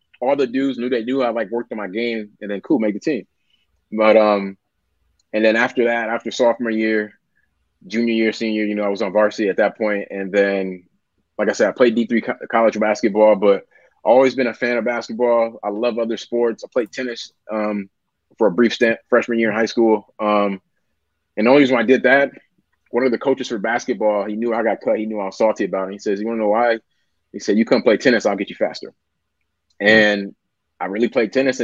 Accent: Milwaukee, Wisconsin, United States; moved away; Originally, I'm from Milwaukee, Wisconsin, up north

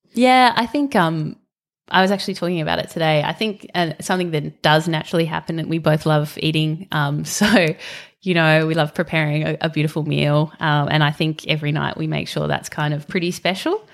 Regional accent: Western Australia, Australia; moved away; I grew up in Western Australia, um, so spent my early life kind of living next to the bush and then moved to the beach.

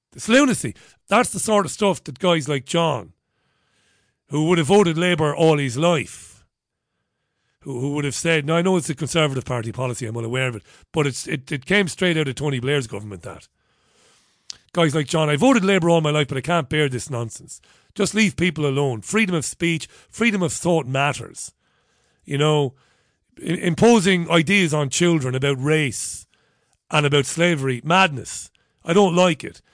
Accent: Ireland; We pronounce B H as a V in Ireland

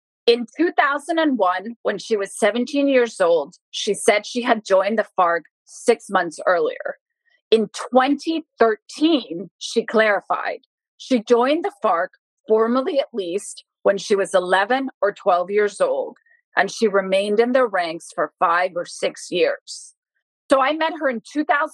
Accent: Bogotá, Colombia; For a woman from Bogota to gain access with my accent, I'm white, I'm blue-eyed, I have a different dialect than a woman from Putumayo

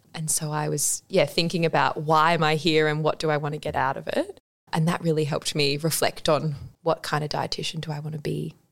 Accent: Adelaide, South Australia, Australia; I'm from Adelaide. So, I was at Adelaide High School and I had a really great five years there

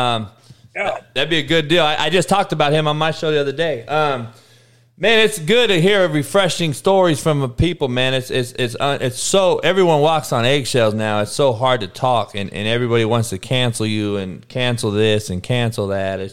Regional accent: Compton, California, United States; in Compton in the 80s, it was all black. I'm the only white guy

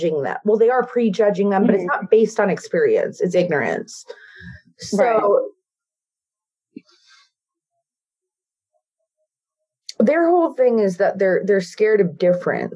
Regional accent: New York, United States; growing up in New York

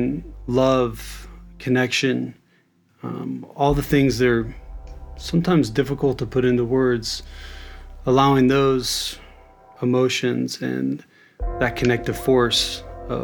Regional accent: Kansas City, Kansas, United States; moved away as an adult; now in San Francisco, United States; I grew up in Kansas City, born in Kansas City, Missouri, raised in Kansas City, Kansas

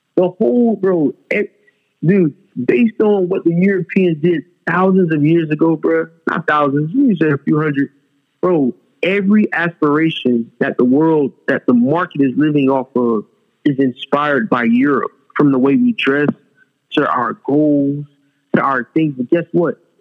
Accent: Fort Lauderdale, Florida, United States; also born or lived in Dubai; I'm from South Florida. I was born in Fort Lauderdale, Broward County.

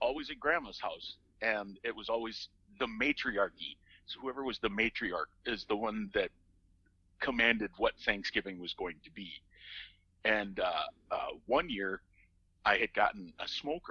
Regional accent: Minnesota, United States; I'm Minnesotan, and therefore I'm Scandinavian

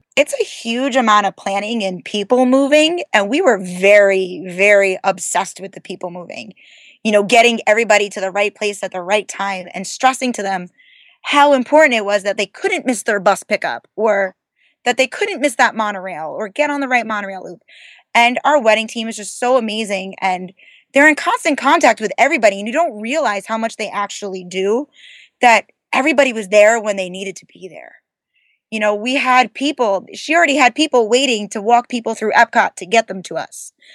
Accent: New Jersey, United States; we're from New Jersey

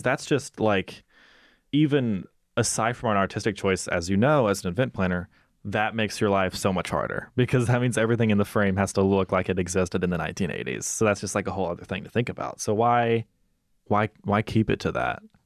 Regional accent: Mississippi, United States; moved away; I'm hoping to shoot in my hometown uh, for my thesis film

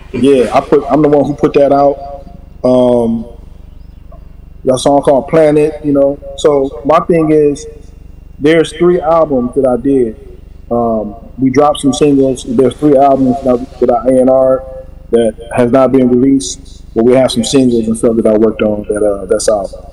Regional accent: Toledo, Ohio, United States; moved away as an adult; now in Los Angeles, United States; I'm from Toledo. Proud, proud from Toledo, from West Toledo.

